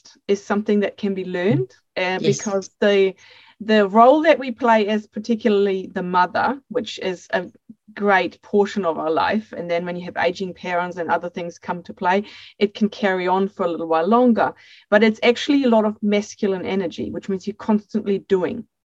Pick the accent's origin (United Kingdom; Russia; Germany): Germany; accent: a little bit of a mix; English is a second language; moved away as an adult; now in New Zealand; I'm born and bred in Germany, and I moved to New Zealand when I was 25